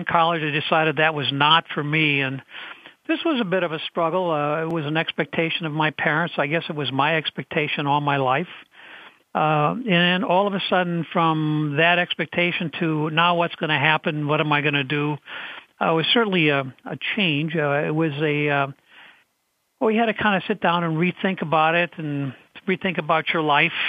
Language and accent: English; St. Paul, Minnesota, United States; I grew up in Minnesota, St. Paul, Minnesota